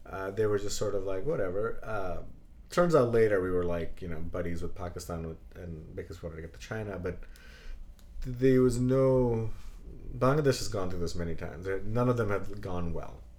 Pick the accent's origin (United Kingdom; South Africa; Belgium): Belgium; born there; Oh, by the way, I was born in Belgium.